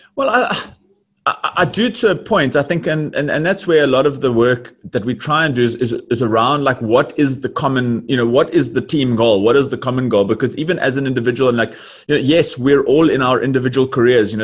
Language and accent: English; Johannesburg, Gauteng, South Africa; born and bred in Johannesburg